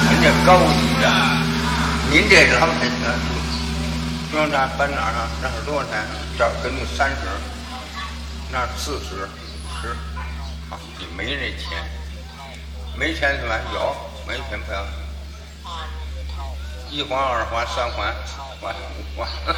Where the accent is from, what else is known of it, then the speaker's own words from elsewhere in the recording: Beijing, China; 我这渡口那边，前门那边。我在那边长大的